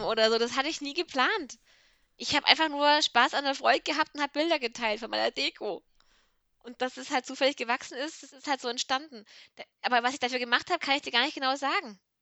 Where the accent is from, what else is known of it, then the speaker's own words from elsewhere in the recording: Swabia, Germany; Ich bin ja Schwabe